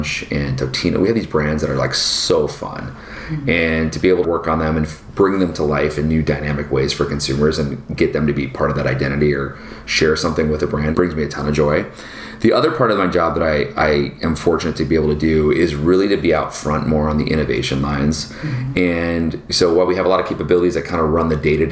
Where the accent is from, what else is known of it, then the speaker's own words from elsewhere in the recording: Portland, Oregon, Seattle, Pacific Northwest, United States; I grew up in Portland, Oregon